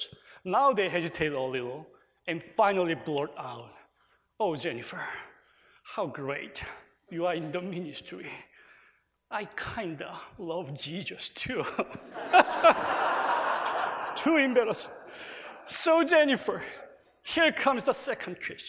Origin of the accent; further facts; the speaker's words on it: South Korea; Korea, my home country